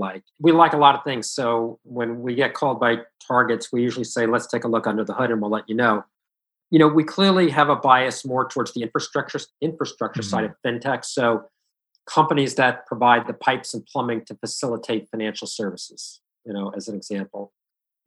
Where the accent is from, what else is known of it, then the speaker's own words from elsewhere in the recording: Woodbury, New York, United States; I grew up in Woodbury